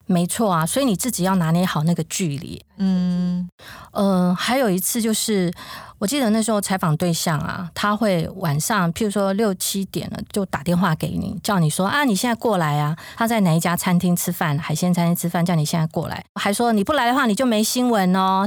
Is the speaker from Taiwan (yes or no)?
yes; Taoyuan, Taiwan; moved away as an adult; also born or lived in Hualien; 我是桃园人